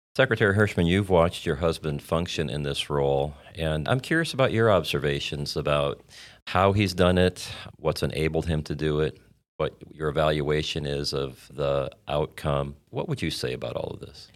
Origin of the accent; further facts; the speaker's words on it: Indiana, United States; I grew up in Indiana